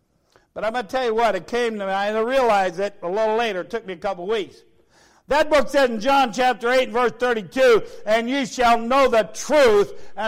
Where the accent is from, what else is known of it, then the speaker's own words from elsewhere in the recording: United States; I'm American.